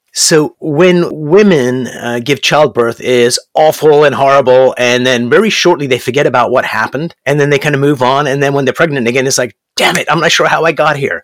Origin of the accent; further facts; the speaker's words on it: Canada; also born or lived in Berkeley, California / Brampton, Ontario; I'm actually here in Brampton, Ontario, Canada, and I'm a Canadian